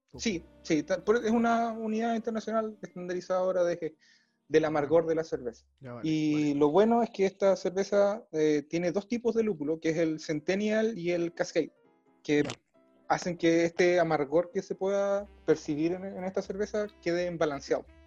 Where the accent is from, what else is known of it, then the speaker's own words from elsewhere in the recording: Valdivia, Los Ríos, Chile; nosotros somos de Valdivia, en Valdivia, ciudad cervecera